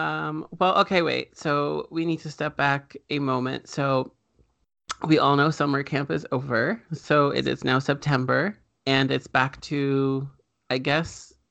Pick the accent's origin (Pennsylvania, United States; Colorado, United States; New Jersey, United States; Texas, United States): New Jersey, United States; growing up in New Jersey, like any other spoopy place